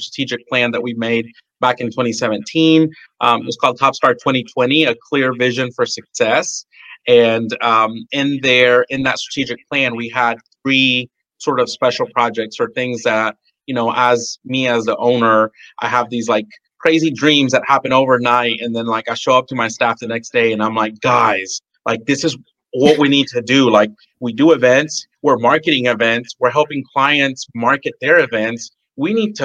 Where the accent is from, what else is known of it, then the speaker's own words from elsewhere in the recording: La Porte, Texas, United States; now in Deer Park, United States; I am from the Bay Area, Houston area. I grew up in La Porte and I live in Deer Park